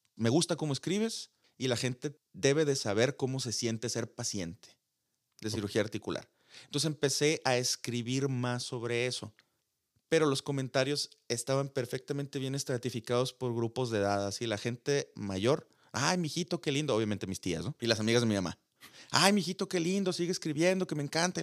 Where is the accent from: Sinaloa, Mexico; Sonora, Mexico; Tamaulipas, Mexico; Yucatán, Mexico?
Sonora, Mexico; accent: sonorense; mi acento sonorense